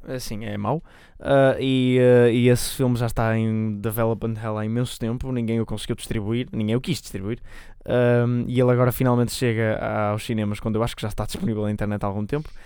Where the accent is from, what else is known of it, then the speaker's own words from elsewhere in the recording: Portugal; somos portugueses